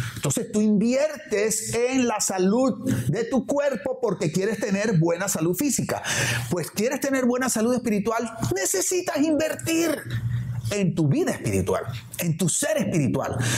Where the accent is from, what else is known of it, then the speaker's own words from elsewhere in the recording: Barranquilla, Atlántico, Colombia; now in Miami, United States; aquí los que vivimos en Miami o en mi caso, por ejemplo, que vengo de la ciudad de Barranquilla, allá en Barranquilla cuando yo era niño o adolescente